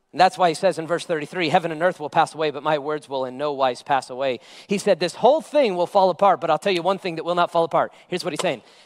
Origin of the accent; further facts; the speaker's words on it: United States; me as an American